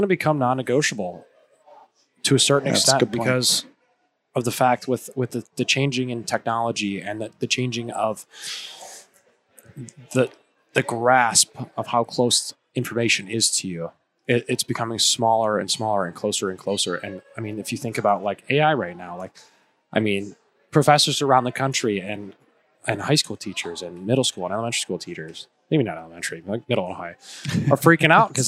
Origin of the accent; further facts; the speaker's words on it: Hampshire, Illinois, United States; I'm from Hampshire, Illinois